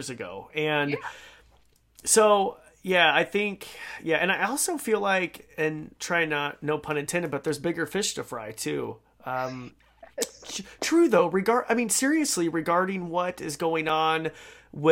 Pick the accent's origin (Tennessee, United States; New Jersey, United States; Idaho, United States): Idaho, United States; I grew up in Idaho, a landlocked little state.